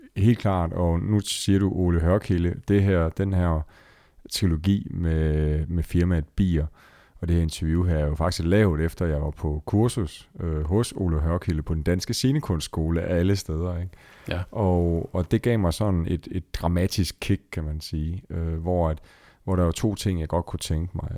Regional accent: Esbjerg, Southern Denmark, Denmark; jeg sidder i Esbjerg, som i øvrigt er min fødeby

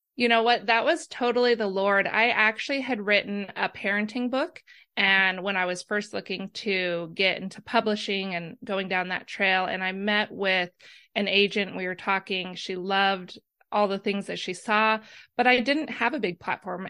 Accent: Idaho, United States; moved away as an adult; also born or lived in Arizona; now in Myrtle Beach, United States; we're from Idaho, but we spent some time in Arizona doing ministry. And now we're in beautiful Myrtle Beach, South Carolina

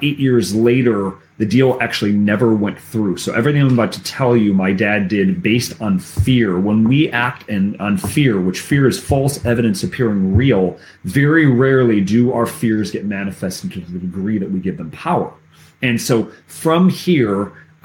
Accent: Cleveland, Ohio, United States; I grew up in Cleveland, Ohio.

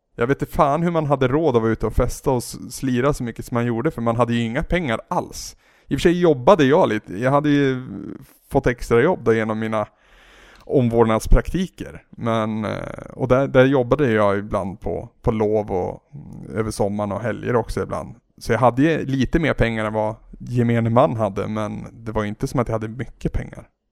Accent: Henninge, Gävleborg County, Sweden; also born or lived in Bollnäs / Holmsveden; i en ännu mindre by som heter Henninge. Så där är jag uppvuxen eh, upp till att jag var 15, skulle fylla 16.

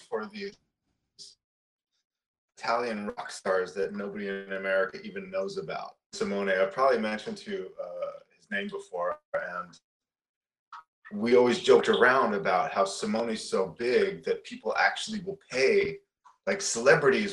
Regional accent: Toronto, Ontario, Canada; moved away as an adult; now in Los Angeles, United States; growing up in Toronto and the suburbs of Toronto

